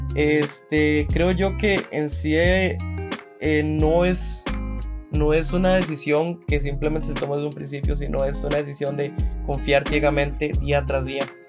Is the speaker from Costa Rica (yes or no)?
yes; San José, Costa Rica; soy de San José, Costa Rica